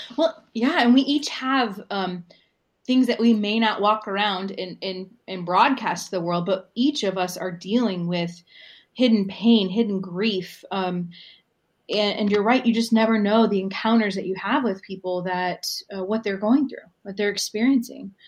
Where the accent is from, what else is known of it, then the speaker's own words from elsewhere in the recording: Southern Michigan, United States; moved away as an adult; also born or lived in Ann Arbor, Michigan / Austin, Texas; It was a small United Methodist church in Southern Michigan